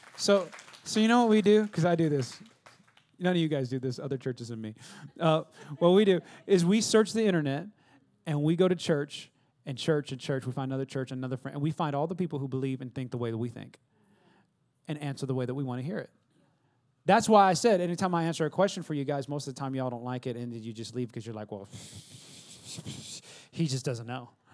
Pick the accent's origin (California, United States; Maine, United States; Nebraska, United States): California, United States; now in Texas, United States; California where I'm from.